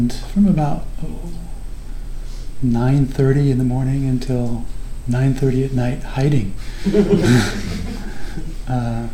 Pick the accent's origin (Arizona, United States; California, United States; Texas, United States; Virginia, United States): Arizona, United States; Phoenix; I grew up in Phoenix, Arizona